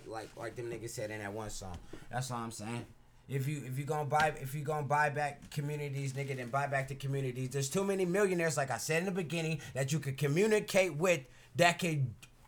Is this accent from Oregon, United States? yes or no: yes; Portland, Oregon, United States; We're from Portland